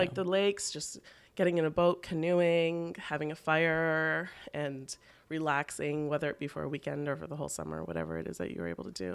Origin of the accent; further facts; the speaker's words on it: Toronto, Ontario, Canada; now in New York City, United States; I grew up in Toronto